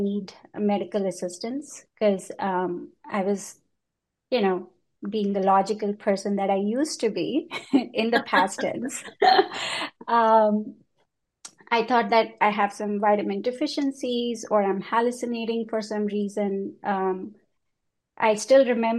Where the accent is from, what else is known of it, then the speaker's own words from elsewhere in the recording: India; moved away as an adult; also born or lived in United Kingdom / Hong Kong; now in New York, United States; I grew up in India. And I left India when I was 20 years